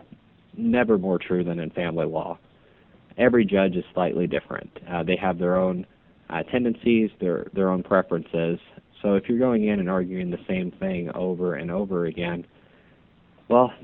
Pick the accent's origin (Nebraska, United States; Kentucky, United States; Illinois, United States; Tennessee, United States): Nebraska, United States; Omaha; moved away as an adult; now in Kansas City, United States; I'm originally from Omaha. So born and raised in Omaha, went to Ralston High School